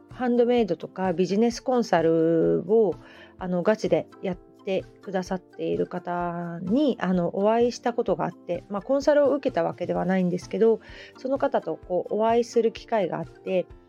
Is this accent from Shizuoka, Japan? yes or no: yes; Hamamatsu, Shizuoka, Japan; also born or lived in Kita-Kamakura; now in Kamakura, Japan; 私 の地元ね遠州浜松もやっぱり織物の町なんですよね子供の頃から繊維の町